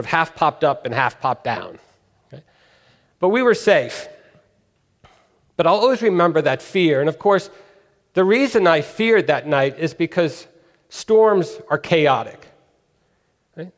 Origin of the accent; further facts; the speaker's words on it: California, United States; also born or lived in New York; When I was 4 years old, we moved from New York to California